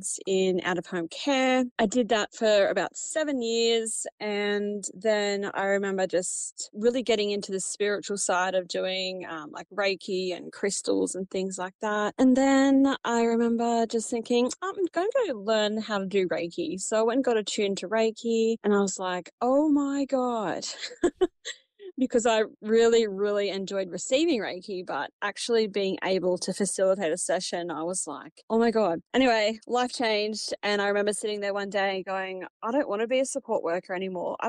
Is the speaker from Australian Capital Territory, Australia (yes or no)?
no; Cobar, New South Wales, Australia; now in Dubbo, Australia; I'm originally from Cobar. I grew up on a sheep farm about 10Ks out of Cobar.